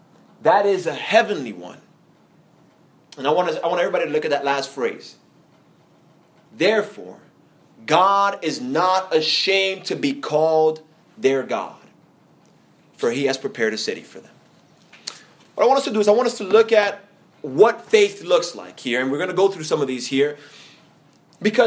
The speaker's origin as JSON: {"language": "English", "town": "New York City", "region": "New York", "country": "United States", "moved": "yes", "lives_now": "Atlanta, United States", "said": "here in Atlanta, I am an outsider because I'm from New York City"}